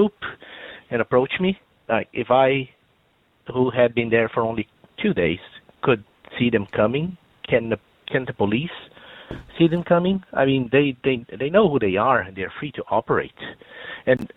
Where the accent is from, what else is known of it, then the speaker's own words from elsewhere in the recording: Brazil; English is a second language; now in Ireland; you can probably tell by my accent that I'm not from around here. I'm originally from Brazil